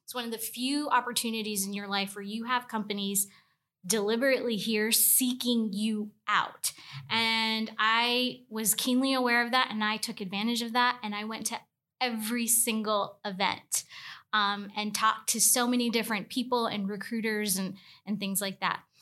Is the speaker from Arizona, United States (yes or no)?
no; Tuscaloosa, Alabama, United States; I was from Tuscaloosa, and I didn't wanna go to the school in the backyard